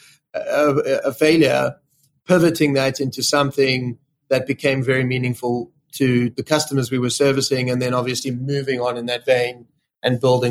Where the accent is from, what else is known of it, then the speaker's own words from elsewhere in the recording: South Africa; moved away as an adult; now in London, United Kingdom; I grew up in South Africa.